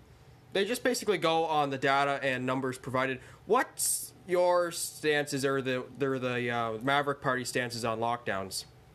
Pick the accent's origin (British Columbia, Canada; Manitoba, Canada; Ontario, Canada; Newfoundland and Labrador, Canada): Ontario, Canada; I'm from Ontario.